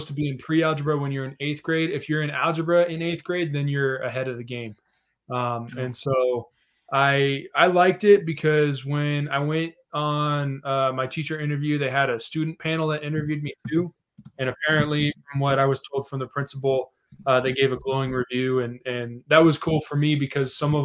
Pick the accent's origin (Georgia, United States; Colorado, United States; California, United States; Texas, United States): Colorado, United States; Denver; I grew up in Denver